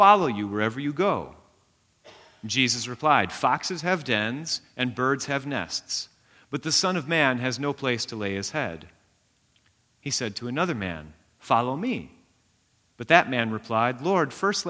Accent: United States; we're American

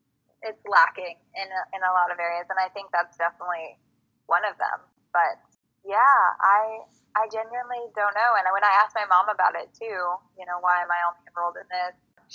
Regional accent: United States; And I am Native American. I'm a member of the Turtle Mountain Band of Chippewa Cree Indians. And I am also Navajo, Diné.

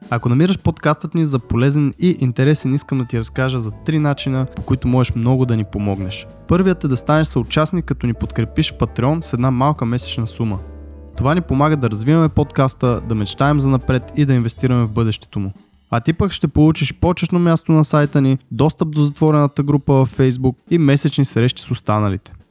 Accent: Russia; дет съм руснак

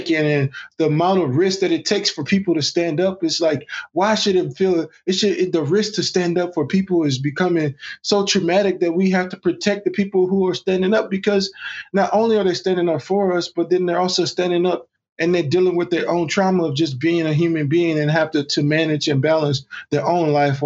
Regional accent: Texas, United States; growing up in Texas and seeing the racial lines as a child

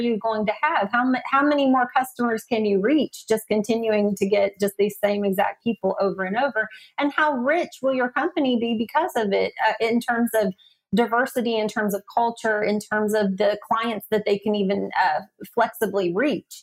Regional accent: the South, United States; accent: Southern; my Southern accent

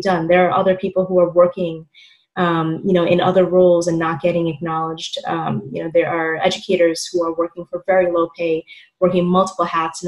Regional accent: New York City, New York, United States; born and raised in Queens

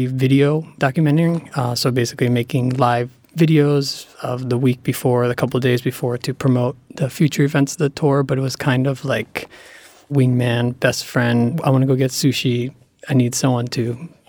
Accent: Cranford, New Jersey, United States; My hometown, Cranford, New Jersey, tried to open a skate park there.

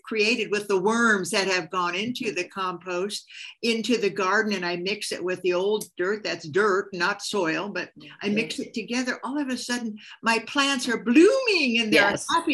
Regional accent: Hungary; moved away; All my life, I've grown up with gardens, my parents, my grandparents, but we're from Hungary

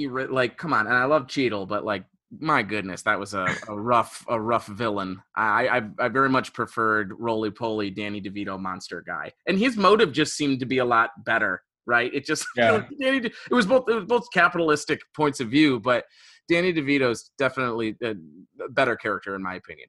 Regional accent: Detroit, Michigan, United States; I'm from Metro Detroit

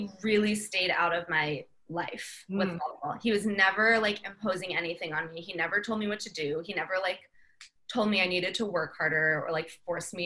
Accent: San Diego, California, United States; I grew up in San Diego.

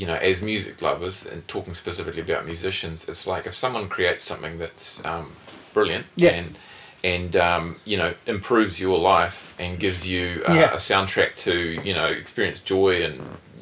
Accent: New Zealand; growing up in New Zealand

